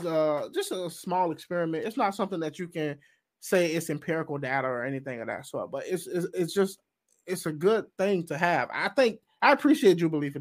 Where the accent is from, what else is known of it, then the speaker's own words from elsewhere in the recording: the South, United States; I'm from the South